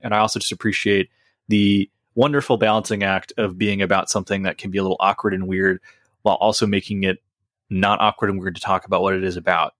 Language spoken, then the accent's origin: English; United States; I've spent the overwhelming majority of my life in America